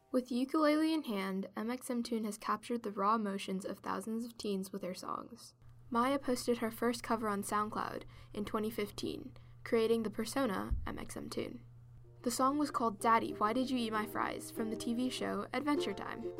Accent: United States; As a person with Chinese heritage growing up in America, I never felt quite American.

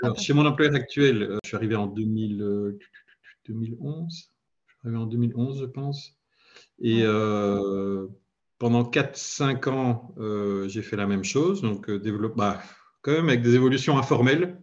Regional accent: Belgium; j'habite en Belgique, je suis belge

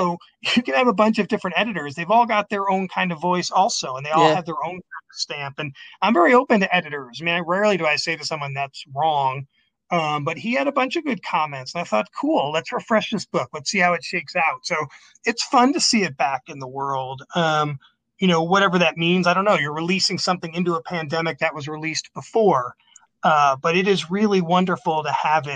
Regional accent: Binghamton, New York, United States; moved away; my hometown of Binghamton, New York

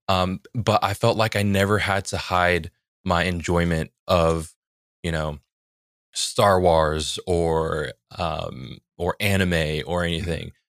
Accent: a little bit south of San Francisco, California, United States; I grew up in San Francisco

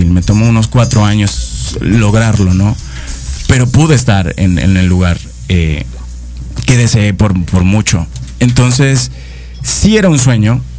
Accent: Caracas, Capital District, Venezuela; moved away as an adult; now in Mexico; soy de Venezuela. Eh, nací en la capital, en Caracas. Tengo dos años aquí en, en México.

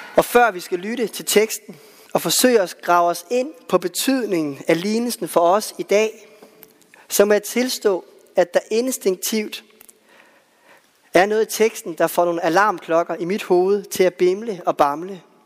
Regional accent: West Jutland, Central Denmark Region, Denmark; i Vestjylland, hvor jeg voksede op

